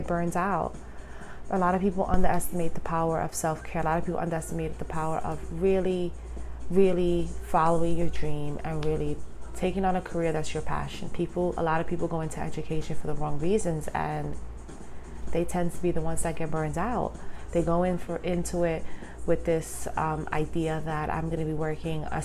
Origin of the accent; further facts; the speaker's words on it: New York City, New York, United States; I was born and raised in Brooklyn